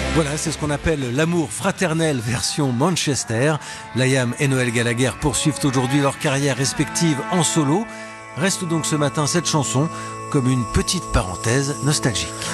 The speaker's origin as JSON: {"language": "French", "country": "France", "said": "C'était chez nous, en France"}